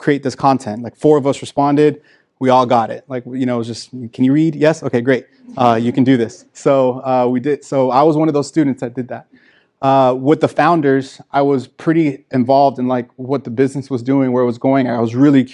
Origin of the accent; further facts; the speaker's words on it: Miami, Florida, United States; I grew up in Miami, Florida